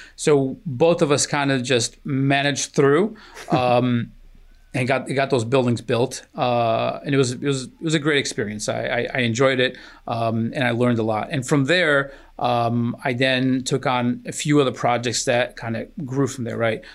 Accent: Newark, New Jersey, United States; also born or lived in Aveiro, Portugal; I was nine, my sister was eleven. And, uh, we immigrated to the ironbound section of Newark

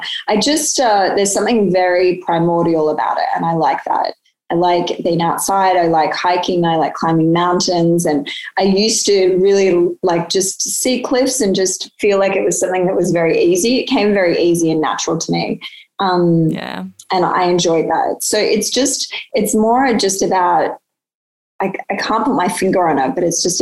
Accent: Sydney, New South Wales, Australia; I grew up in Sydney

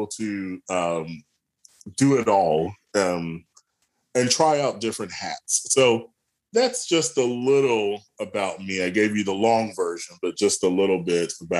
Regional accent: Atlanta, Georgia, United States; I am from Atlanta, Georgia. I was born and raised there

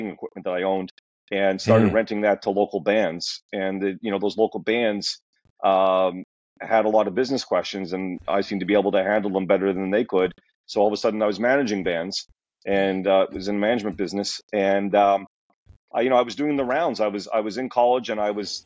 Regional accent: Montreal, Quebec, Canada; moved away; I grew up in Montreal

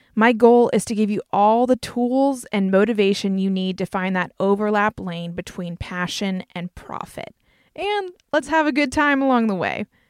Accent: North Carolina, United States; accent: Southern twang; I'm from North Carolina. You might hear my Southern twang come out

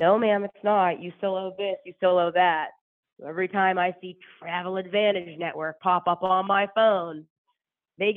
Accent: Pittsburgh, Pennsylvania, United States; I'm from Pittsburgh

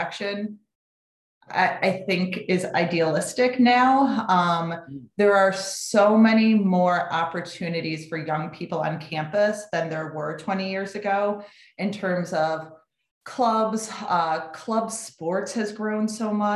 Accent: Connecticut, United States; moved away as an adult; also born or lived in Syracuse, New York; I grew up in Connecticut and my goal was to get out of town.

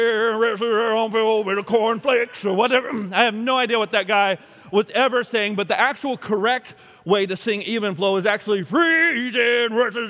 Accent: United States; yes, I'm an American, and yes, I'm proud to be an American, and yes, I am glad that God has chosen that I be born in this country

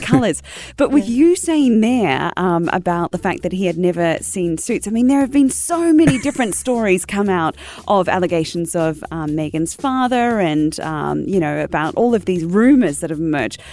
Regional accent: New Zealand; I'm part of the commonwealth, being a Kiwi

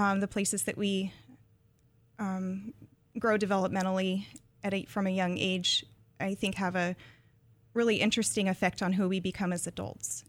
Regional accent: Palmdale, California, United States; the town that I grew up in, um, is a bedroom community north of L

